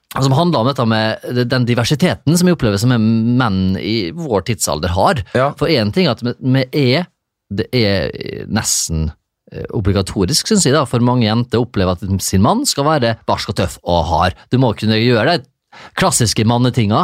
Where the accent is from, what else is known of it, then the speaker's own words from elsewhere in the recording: Isfjorden, Møre og Romsdal, Norway; now in Horten, Norway; jeg kommer fra Isfjorden